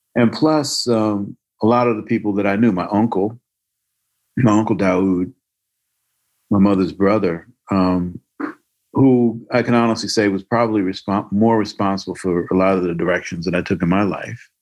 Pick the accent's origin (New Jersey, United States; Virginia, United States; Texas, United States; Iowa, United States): New Jersey, United States; Newark; moved away as an adult; also born or lived in California; I grew up in Newark. I grew up on Somerset Street